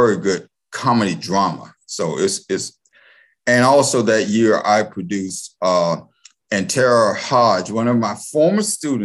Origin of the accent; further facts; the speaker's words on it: Raleigh, North Carolina, United States; moved away as an adult; also born or lived in California; I grew up in Raleigh